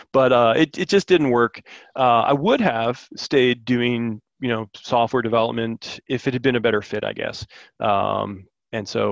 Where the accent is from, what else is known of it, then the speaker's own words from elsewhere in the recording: Maryland, United States; moved away as an adult; now in Blacksburg, United States; I'm from Maryland originally